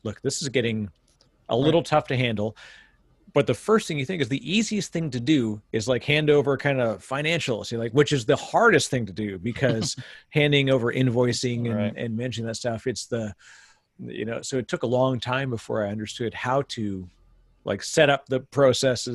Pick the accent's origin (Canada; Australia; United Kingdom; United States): Canada; I'm Canadian